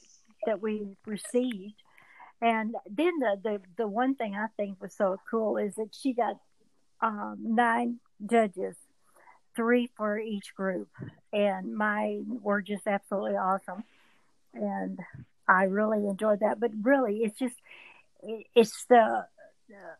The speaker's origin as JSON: {"language": "English", "town": "Duncanville", "region": "Texas", "country": "United States", "tie": "born or raised there", "said": "my hometown"}